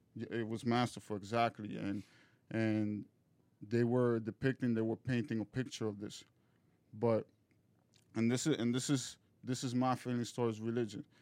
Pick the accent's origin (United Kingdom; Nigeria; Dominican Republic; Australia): Dominican Republic; moved away; I'm originally from Dominican Republic